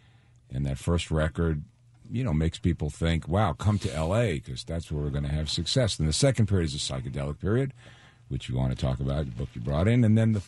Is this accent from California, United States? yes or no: no; New York, United States; moved away; I'm from New York, and I played in a little concrete park